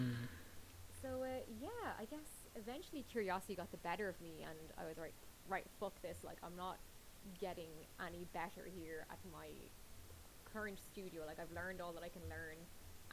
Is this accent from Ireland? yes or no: yes; Drogheda, County Louth, Ireland; my hometown of Drogheda